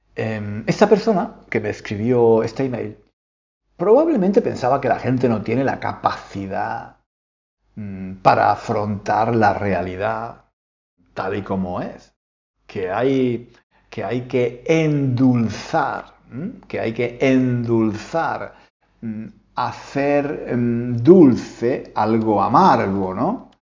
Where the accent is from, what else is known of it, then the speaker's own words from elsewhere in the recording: Spain; moved away as an adult; now in London, United Kingdom; yo soy español, pero no vivo en España. Llevo, llevo, llevo más de 25 años viviendo en Londres